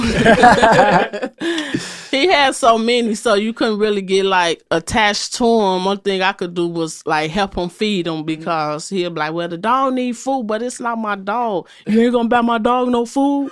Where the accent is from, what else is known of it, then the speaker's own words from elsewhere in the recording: Chicago, Illinois, United States; I was born in the city of Chicago, and I was born, like, in the Inglewood area.